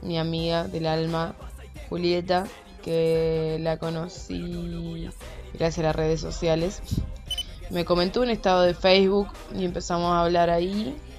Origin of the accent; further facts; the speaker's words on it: Venado Tuerto, Santa Fe, Argentina; now in Rosario, Argentina; soy de Venado Tuerto, vivo en Rosario